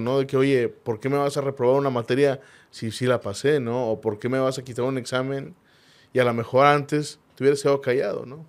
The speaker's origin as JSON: {"language": "Spanish", "town": "Monterrey", "region": "Nuevo León", "country": "Mexico", "said": "así somos los regios"}